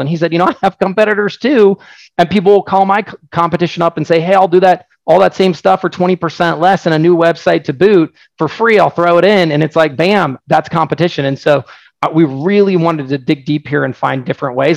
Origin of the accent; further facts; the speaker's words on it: Oregon, United States; I'm from Oregon